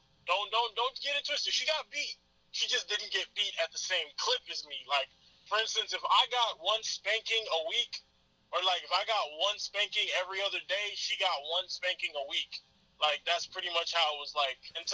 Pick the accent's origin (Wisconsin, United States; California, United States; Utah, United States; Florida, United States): Florida, United States; Broward County; When we grew up in Broward County